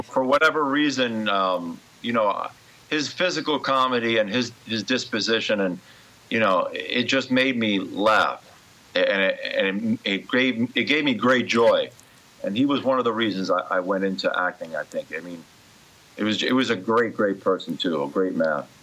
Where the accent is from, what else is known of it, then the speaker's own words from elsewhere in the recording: New York City, New York, United States; also born or lived in Brooklyn, New York / Ridgewood, Queens; I was born uh, in Brooklyn, but raised in Queens